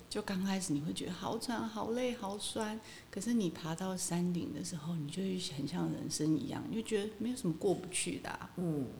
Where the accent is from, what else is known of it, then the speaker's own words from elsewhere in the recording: Kinmen County, Taiwan; moved away; 因为我在那边土生土长嘛